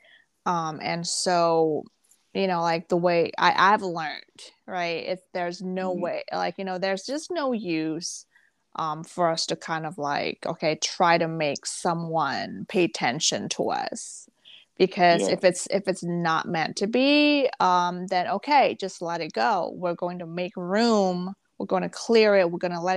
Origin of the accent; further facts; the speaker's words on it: Jakarta, Indonesia; also born or lived in Malaysia / Singapore / Bangkok, Thailand; now in West Hartford, United States; So I grew up in Indonesia, in Jakarta